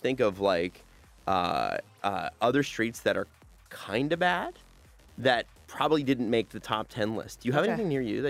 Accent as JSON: {"language": "English", "town": "Toronto", "region": "Ontario", "country": "Canada", "said": "I'm from the East End."}